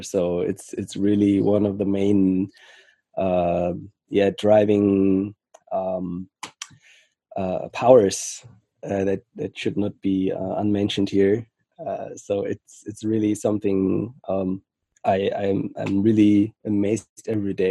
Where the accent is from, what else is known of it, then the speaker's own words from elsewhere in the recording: Frankfurt, Hesse, Germany; also born or lived in Senegal; I currently live in Germany, Frankfurt. And I was raised mainly here in Frankfurt.